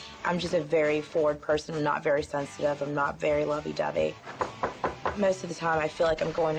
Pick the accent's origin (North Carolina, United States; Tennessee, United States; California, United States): North Carolina, United States; High Point; I'm from High Point, North Carolina, which is a small little country town. It pretty much sucks. There's not much to do except, die in High Point.